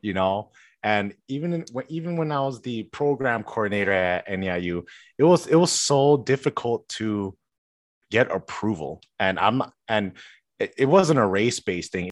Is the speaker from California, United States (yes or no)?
no; Chicago, Illinois, United States; born and raised in Chicago